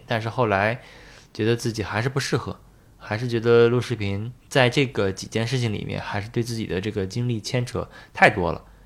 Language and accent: Chinese; Beijing, China; moved away as an adult; now in Shanghai, China; 后面我是在北京肿瘤医院工作了，有从一四年到二零年工作了六年